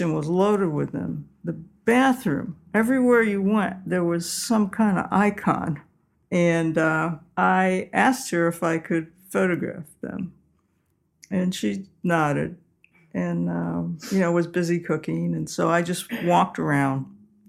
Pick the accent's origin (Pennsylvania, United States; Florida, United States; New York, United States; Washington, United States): New York, United States; Utica; moved away; I always went home to my hometown for Easter, Utica, New York